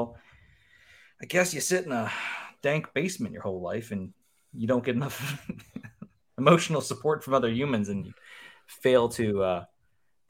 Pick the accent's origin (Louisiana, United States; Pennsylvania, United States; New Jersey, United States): Pennsylvania, United States; Western; I'm 40, and I'm from Western Pennsylvania